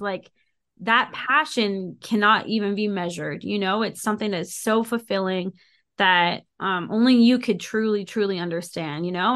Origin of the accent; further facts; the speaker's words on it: Ottawa, Ontario, Canada; now in Calgary, Canada; I grew up in Ottawa and then I moved out to Calgary.